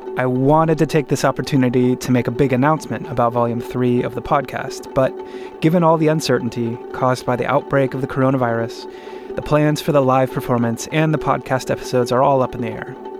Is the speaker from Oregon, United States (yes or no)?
yes; Oregon, United States; In my home state of Oregon